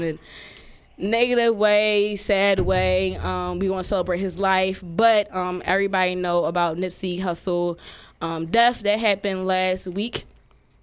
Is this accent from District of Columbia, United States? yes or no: no; Philadelphia, Pennsylvania, United States; I'm from Philly, I'm from the hood